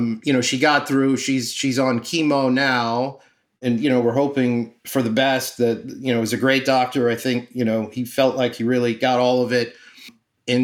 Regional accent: Miami, Florida, United States; now in New York, United States; I'm from Miami

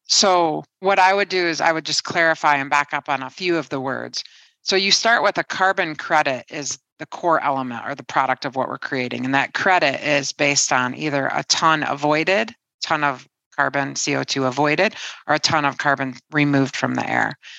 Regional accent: Detroit, Michigan, United States; moved away as an adult; now in London, United Kingdom; I'm born and raised in Detroit

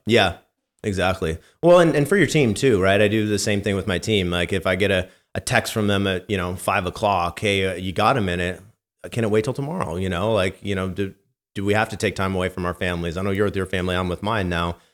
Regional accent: Santa Rosa, California, United States; growing up in wine country

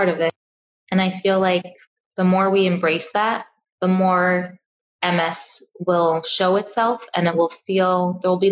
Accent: New York City, New York, United States; I grew up in Crown Heights

